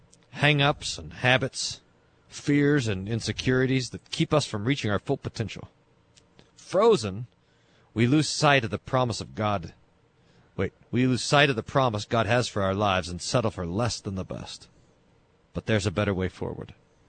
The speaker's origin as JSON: {"language": "English", "region": "Texas", "country": "United States", "accent": "Texas", "said": "I should have read it in my Texas accent."}